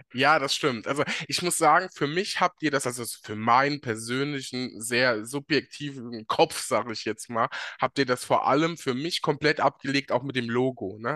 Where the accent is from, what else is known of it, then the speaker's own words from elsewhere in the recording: Germany; bei uns in Deutschland